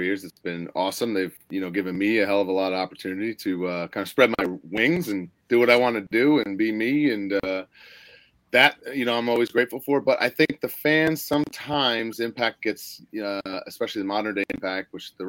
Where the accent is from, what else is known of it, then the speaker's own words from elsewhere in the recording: Glen Cove, New York, United States; I grew up in Glen Cove